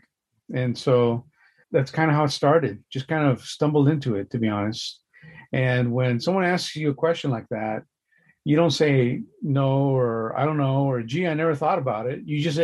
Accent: Los Angeles, California, United States; my creative journey starts in Los Angeles. That's where I was born and raised.

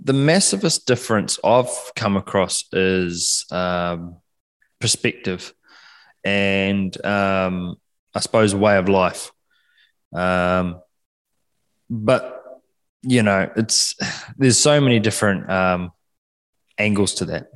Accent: Takaka, Tasman, New Zealand; accent: Kiwi; now in Perth, Australia; I'm from a small place called Golden Bay in the top of the South Island of New Zealand

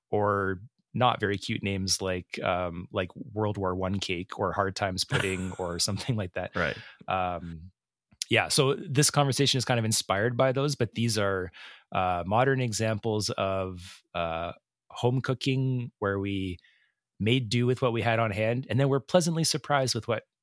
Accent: Edmonton, Alberta, Canada; I'm here with my friend …. Hi. Hey, …. We're two chefs from Edmonton, Alberta, Canada.

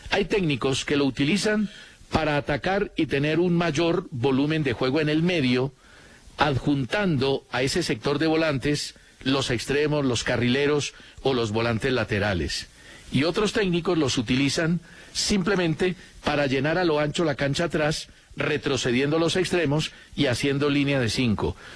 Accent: Colombia; Yo sé que todos esperamos mucho del Guajiro, porque como colombianos conocemos su capacidad.

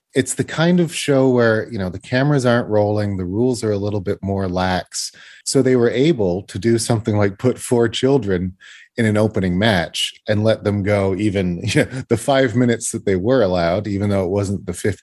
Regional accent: Canada; I'm a Canadian boy

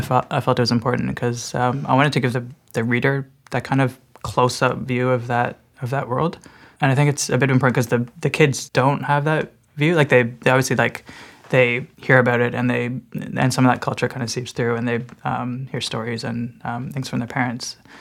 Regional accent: Burlington, Ontario, Canada; it'd always be my hometown

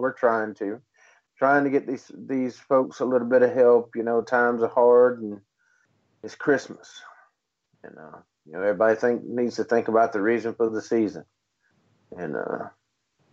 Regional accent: East Coast of North Carolina, United States; I'm from the East Coast of North Carolina

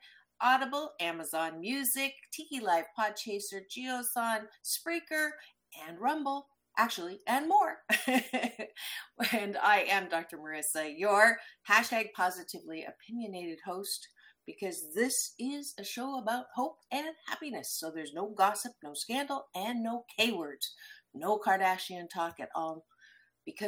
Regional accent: Waterloo, Ontario, Canada; moved away; I was born in Waterloo, so I came back

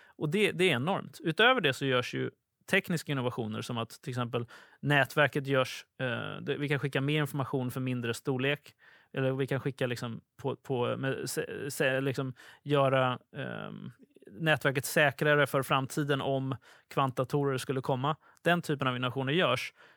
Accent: Sweden; som svensk

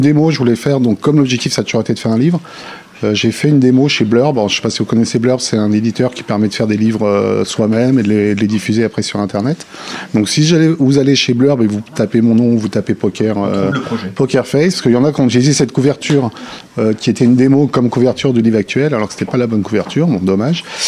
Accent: Lyon, Auvergne-Rhône-Alpes, France; moi, je suis de Lyon

